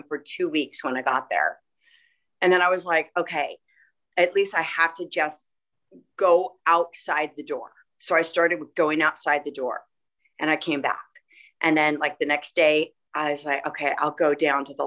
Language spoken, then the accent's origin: English; Los Angeles, California, United States; also born or lived in Chicago, Illinois; I was raised